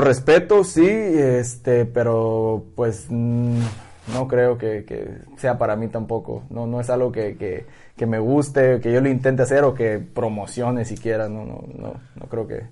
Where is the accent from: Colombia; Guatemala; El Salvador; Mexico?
Mexico; Ahorita estamos muchos mexicanos ahí